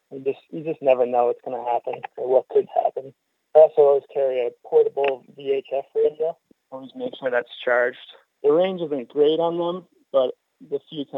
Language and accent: English; Franklin, Massachusetts, United States; I grew up in Franklin, a little ways away from the Cape